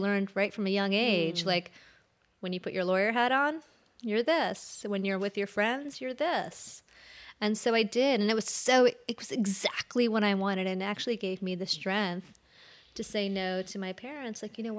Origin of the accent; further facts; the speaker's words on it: Columbus, Ohio, United States; also born or lived in India; But my family moved here when I was 5, and then I was raised in Columbus, Ohio, in a very dualistic world, right?